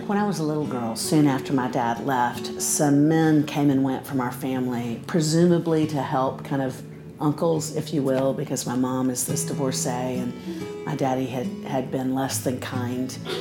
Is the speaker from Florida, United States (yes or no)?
yes; Central Florida, United States; I grew up in Central Florida